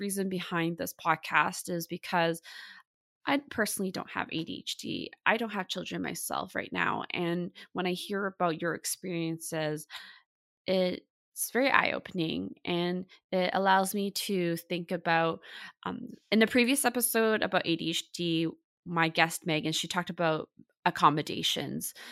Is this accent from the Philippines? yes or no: no; Vancouver, British Columbia, Canada; I was born and raised in Vancouver, Canada.